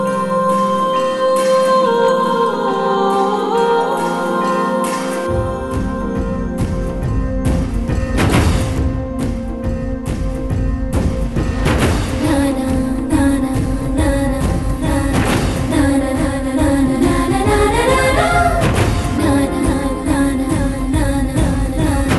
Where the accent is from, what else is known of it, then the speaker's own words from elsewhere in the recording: United States; as an American